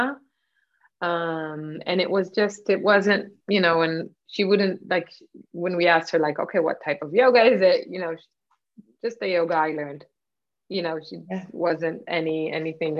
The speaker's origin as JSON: {"language": "English", "country": "Israel", "tie": "born or raised there", "also_born_or_lived": "Nigeria", "moved": "yes"}